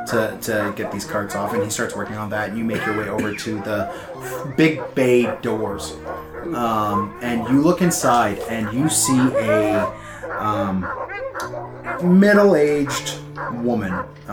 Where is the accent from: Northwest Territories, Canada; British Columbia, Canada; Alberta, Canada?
Northwest Territories, Canada; Yellowknife; I'm from in the area. Like, I'm from Yellowknife, so I've been here before.